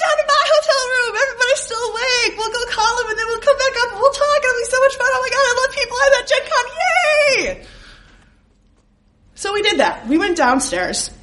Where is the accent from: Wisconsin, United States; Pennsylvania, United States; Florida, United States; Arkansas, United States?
Wisconsin, United States; I'm from Wisconsin